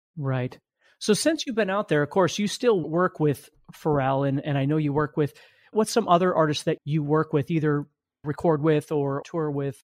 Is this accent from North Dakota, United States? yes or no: yes; Fargo, North Dakota, United States; I'm from Fargo, North Dakota.